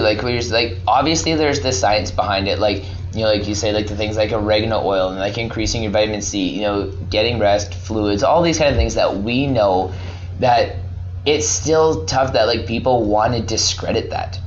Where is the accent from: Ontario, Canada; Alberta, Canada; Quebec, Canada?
Alberta, Canada; moved away as an adult; now in British Columbia, Canada; I'm from Alberta. Moved to BC.